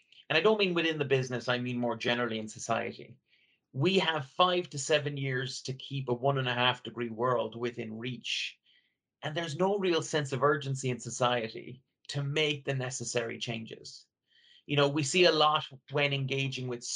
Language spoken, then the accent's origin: English; Ireland; I grew up in Ireland, rural Ireland, where nature was all around me.